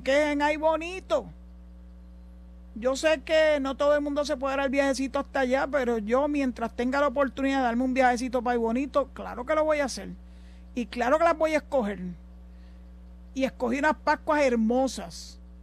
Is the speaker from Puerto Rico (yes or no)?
yes; Puerto Rico; also born or lived in Maryland, United States; somos nosotros los boricuas